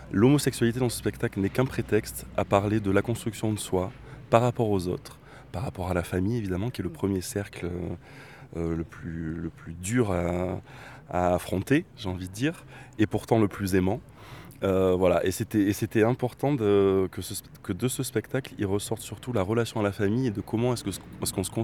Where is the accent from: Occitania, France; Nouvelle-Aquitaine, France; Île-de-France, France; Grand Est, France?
Nouvelle-Aquitaine, France; Bordeaux; on a participé à un, un grand événement sur la ville de Bordeaux, parce qu'on est originaire de Bordeaux